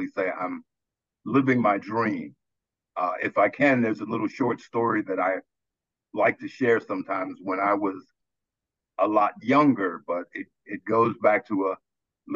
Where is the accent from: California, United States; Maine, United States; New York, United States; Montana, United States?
New York, United States; White Plains; moved away as an adult; now in Caroline County, United States; I was born in White Plains, New York